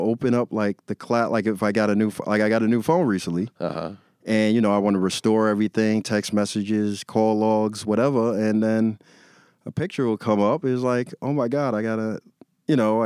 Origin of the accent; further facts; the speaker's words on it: New York City, New York, United States; I grew up in New York City in Queens. Yeah, I, like, lived in the same neighborhood, basically, all my life.